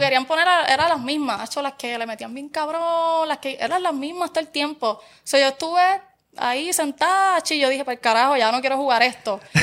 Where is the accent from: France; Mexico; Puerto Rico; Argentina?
Puerto Rico; Barranquitas; yo soy de Barranquitas. Y en Barranquitas está, por ejemplo, las eh, superiores, la nueva y la vieja